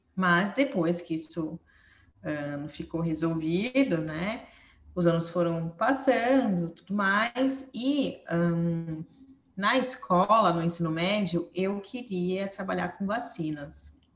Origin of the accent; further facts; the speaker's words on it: São Paulo, Brazil; moved away as an adult; now in Portugal; eu sou de São Paulo também, também sou paulistana